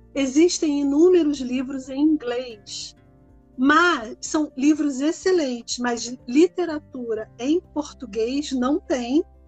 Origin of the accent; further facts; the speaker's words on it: Rio de Janeiro, Brazil; moved away as an adult; now in Switzerland; eu sou do Rio. Acho que dá para perceber um pouco pelo sotaque